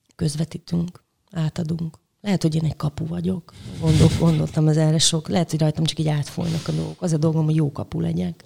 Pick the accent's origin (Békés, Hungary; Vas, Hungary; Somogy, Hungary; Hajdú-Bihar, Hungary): Hajdú-Bihar, Hungary; Debrecen; moved away as an adult; also born or lived in Budapest; now in Szeged, Hungary; Szeretem Debrecent, mert ott születtem, meg ott töltöttem a gyerekkoromat